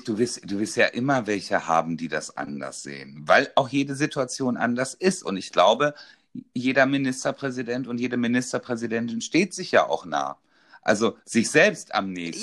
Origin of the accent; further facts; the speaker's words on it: North Rhine-Westphalia, Germany; ich komme aus NRW